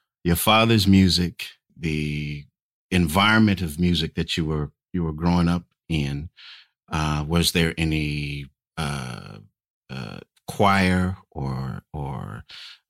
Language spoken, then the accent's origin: English; Bakersfield, California, United States; moved away; my hometown, Bakersfield, California